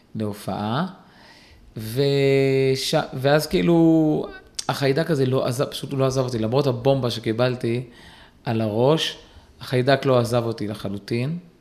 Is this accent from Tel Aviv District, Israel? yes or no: no; Kiryat Ata, Haifa District, Israel; גדלתי בקריית אתא